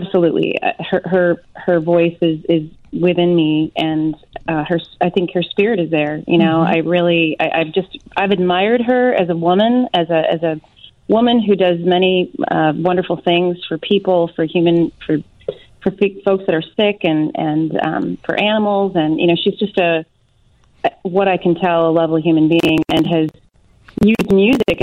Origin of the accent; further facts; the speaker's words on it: Arlington Heights, Illinois, United States; I grew up in Arlington Heights, Illinois, and so, you know, I'm definitely local